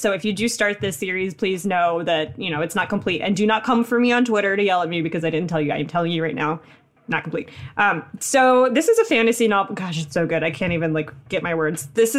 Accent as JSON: {"language": "English", "country": "Philippines", "said": "She is Filipino, and as am"}